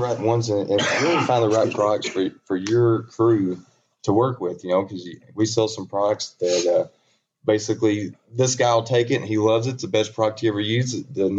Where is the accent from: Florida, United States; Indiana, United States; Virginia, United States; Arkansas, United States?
Arkansas, United States; Bono; We were born and raised, Felicia and I both from the same town, Bono, Arkansas. 1,200-person town, you know, one stoplight. There's two now. And it's grown rapidly.